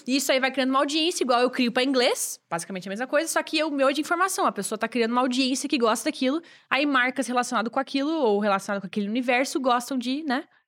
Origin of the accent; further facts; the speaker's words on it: Joinville, Santa Catarina, Brazil; moved away; Eu sou de Joinville, que era uma cidade lá em Santa Catarina, é a maior de estado, na verdade. E eu uh, morava lá